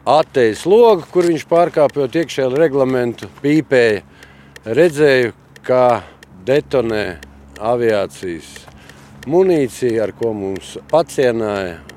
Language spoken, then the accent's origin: Latvian; Riga, Latvia; Latvijas vienības karavīrs. Esmu no Rīgas, Grīziņkalna.